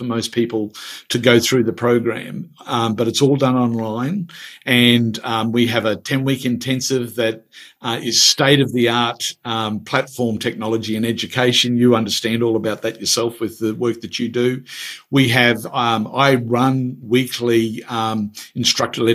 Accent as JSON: {"language": "English", "region": "Queensland", "country": "Australia", "accent": "Queensland", "said": "my Queensland accent"}